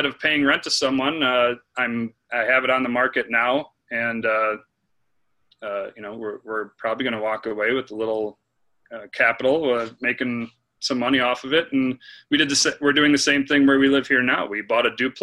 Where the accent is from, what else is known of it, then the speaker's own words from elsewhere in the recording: Green Bay, Wisconsin, United States; I was born and raised in Green Bay, Wisconsin, home of the Packers